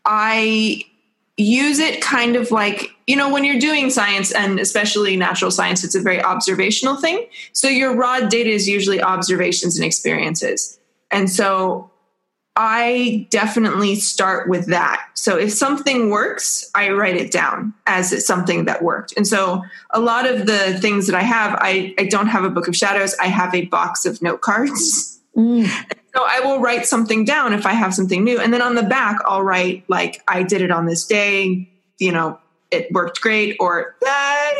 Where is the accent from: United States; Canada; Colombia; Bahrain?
United States; Pacific Northwest; moved away; also born or lived in Hawaii; I grew up in the Pacific Northwest